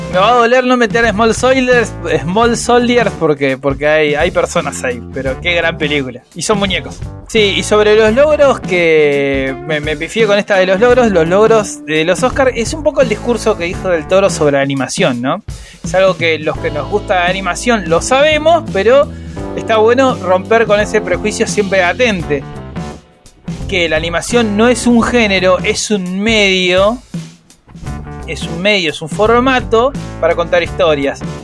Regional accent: Argentina; Nosotros que somos argentinos

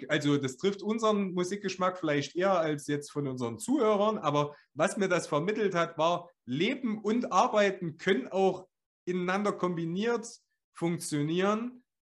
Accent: Thuringia, Germany; Wie wir das sagt, sagt man das so in Deutschland oder sagt man das nur bei uns in Ostthüringen?

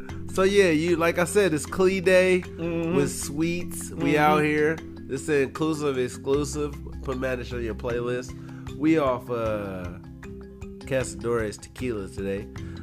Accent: United States; I'm an American.

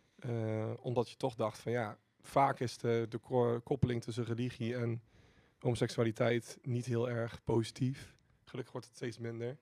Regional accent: Didam, Gelderland, Netherlands; ik kom uit Didam

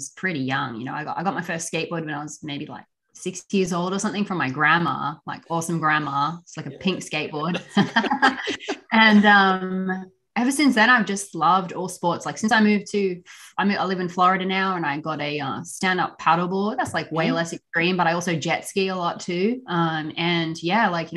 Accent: Australia; now in United States; we're actually both from Australia

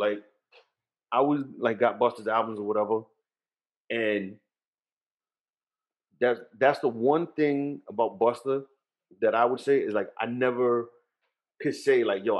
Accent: Jersey City, New Jersey, United States; I'm born and raised in Jersey City.

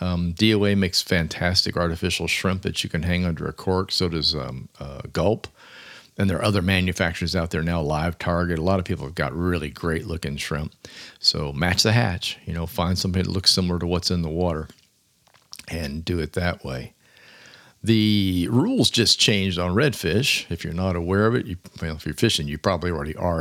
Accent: Clearwater, Florida, United States; also born or lived in Miami / Fort Lauderdale / Fort Myers / Louisville, Kentucky; now in Florida Keys, United States; So I grew up in the Tampa Bay area in Clearwater, so.

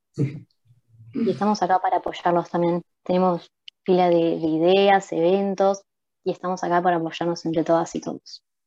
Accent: Uruguay; como uruguayos también somos responsables de eso

